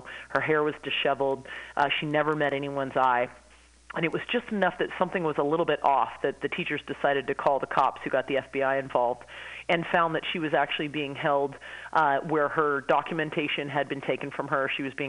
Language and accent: English; Danville, California, United States; the first operation in Danville, which is my hometown.